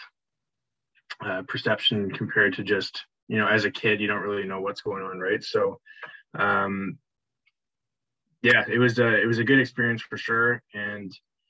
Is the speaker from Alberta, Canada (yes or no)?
no; Vancouver, British Columbia, Canada; We were born and raised in Vancouver